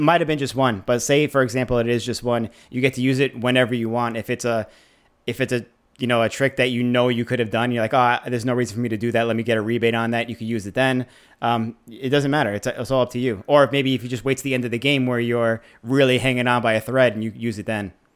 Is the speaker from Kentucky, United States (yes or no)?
no; New York, United States; we grew up in New York